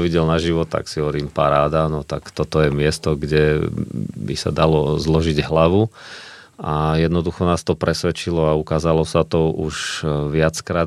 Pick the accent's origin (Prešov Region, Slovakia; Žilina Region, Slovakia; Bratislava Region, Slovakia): Žilina Region, Slovakia; Orava; now in Pezinok, Slovakia; pochádzam dosť z vysokých hôr z Oravy